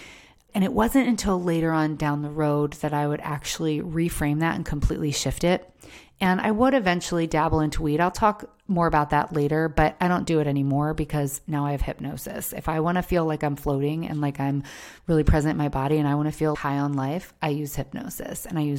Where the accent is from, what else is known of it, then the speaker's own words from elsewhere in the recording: Maryland, United States; You know, I was from Maryland. It wasn't legal in Maryland.